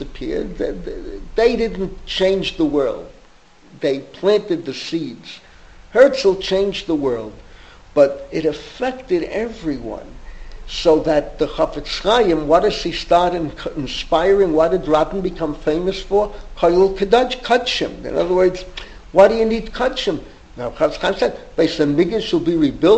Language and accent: English; New York City, New York, United States; now in Israel; growing up in the Bronx, 1953